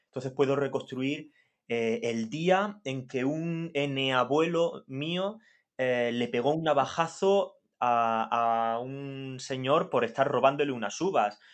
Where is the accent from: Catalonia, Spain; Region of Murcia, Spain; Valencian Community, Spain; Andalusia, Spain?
Region of Murcia, Spain; Molina de Segura; yo nací en Molina, una Molina de Segura, una villa, porque no va a dejar nunca de ser una villa